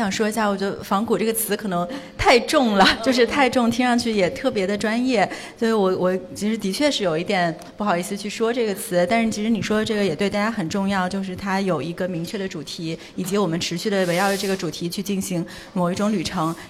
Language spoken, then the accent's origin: Chinese; Beijing, China; 我从小在北京长大，